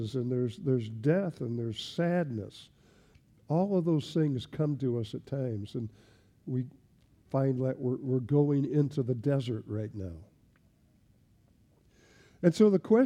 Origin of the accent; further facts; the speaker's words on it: Lincoln, Nebraska, United States; moved away as an adult; also born or lived in Belgium; I grew up in Nebraska, as I said, and I grew up in in Lincoln, Nebraska